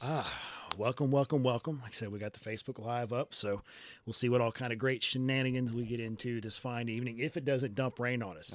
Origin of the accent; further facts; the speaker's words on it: Biloxi, Mississippi, United States; also born or lived in Oklahoma / Ocean Springs, Mississippi / D'Iberville, Mississippi; I was born at Keesler Air Force Base. My dad was a military person for a little bit. Um, mostly here on the coast. We moved around when I was really, really young